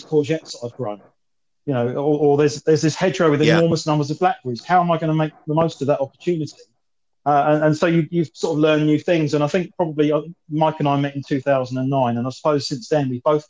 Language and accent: English; Sussex, South East England, United Kingdom; I was born in Sussex. I live about 5 miles from where I grew up